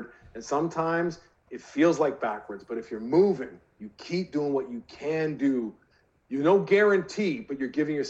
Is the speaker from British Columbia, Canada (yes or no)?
yes; British Columbia, Canada; the BC Lions, my hometown team